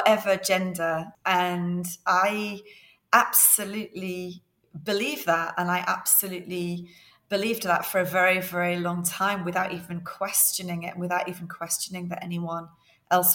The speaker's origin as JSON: {"language": "English", "area": "near Liverpool", "region": "North West England", "country": "United Kingdom", "tie": "born or raised there", "said": "I was brought up near Liverpool"}